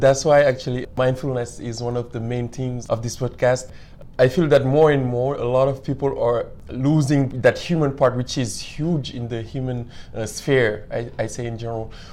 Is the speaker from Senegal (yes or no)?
yes; Senegal; moved away as an adult; now in Canada; I'm from Senegal